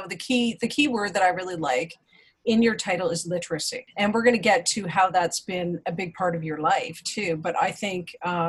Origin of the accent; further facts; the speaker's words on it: Toronto, Ontario, Canada; I grew up in Toronto